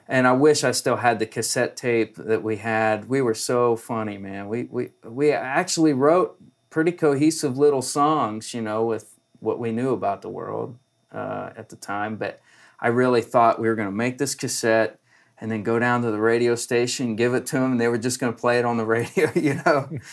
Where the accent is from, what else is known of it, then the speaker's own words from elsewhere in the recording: Columbus, Ohio, United States; now in Nashville, United States; up in Ohio, which is where I'm from